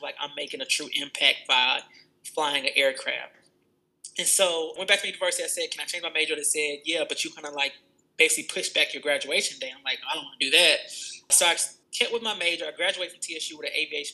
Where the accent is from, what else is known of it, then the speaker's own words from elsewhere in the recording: Atlanta, Georgia, United States; From Atlanta, Georgia. Not born, but raised. Mom moved here when I was 1 year old in the 90s